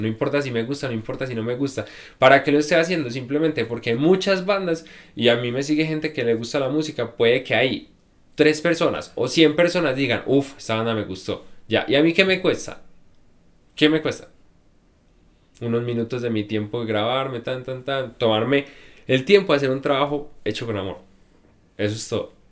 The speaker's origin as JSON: {"language": "Spanish", "town": "Medellín", "region": "Antioquia", "country": "Colombia", "said": "vengo de Medellín"}